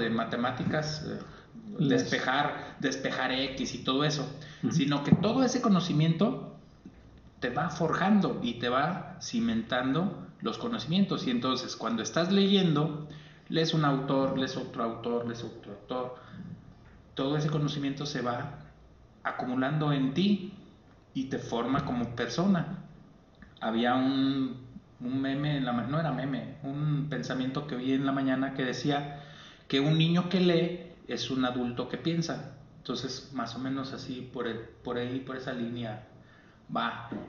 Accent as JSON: {"language": "Spanish", "country": "Mexico", "said": "porque soy mexicano."}